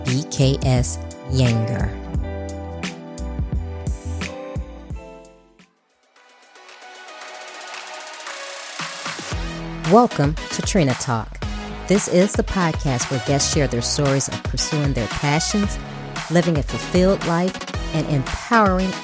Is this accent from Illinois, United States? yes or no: yes; Chicago, Illinois, United States; moved away as an adult; now in Texas, United States; I'm originally born and raised in Chicago as well.